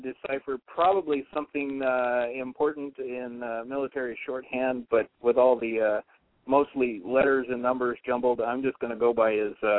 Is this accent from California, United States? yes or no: no; Washington, United States; Pacific Northwest, Washington.